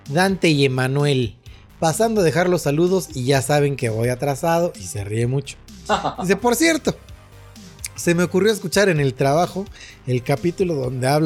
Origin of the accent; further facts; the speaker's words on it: Monterrey, Nuevo León, Mexico; Aquí en Monterrey se hay Epicland, pero yo no compro mis Pops Funcos en esa tienda. Como buen regio, cruzaba a McAllen, Texas